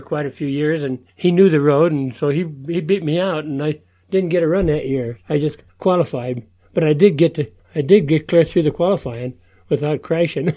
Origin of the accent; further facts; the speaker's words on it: Denver, Colorado, United States; I grew up in Denver, Colorado